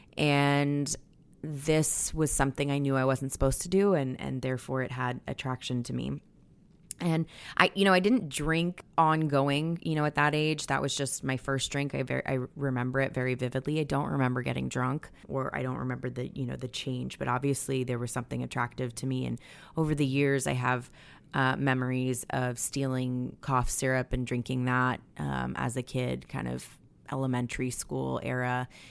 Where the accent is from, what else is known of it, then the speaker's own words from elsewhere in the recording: the Bay Area, Northern California, United States; also born or lived in Providence, Rhode Island / Boston; I think I was like six and a half or seven when we moved to Northern California from Boston.